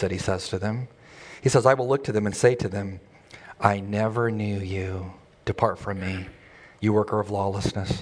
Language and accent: English; El Centro, California, United States; I grew up near Yuma, near El Centro, California, very hot in the desert